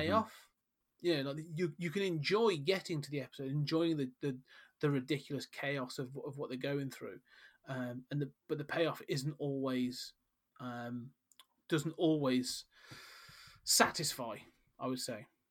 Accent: United Kingdom; We are British after all.

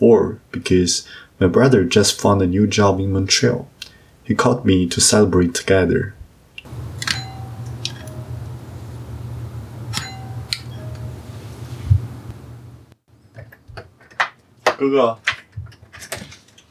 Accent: Beijing, China; now in Ottawa, Canada; the hot pot restaurant that I used to go to with my parents in Beijing.

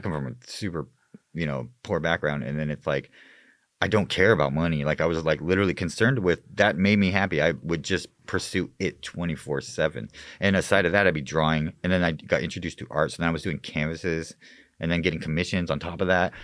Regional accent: Mesa, Arizona, United States; I was born and raised in Mesa.

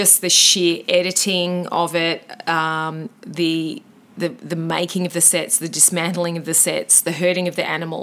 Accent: Australia; he was a compatriot of ours from Tasmania. Well, we're not from Tasmania

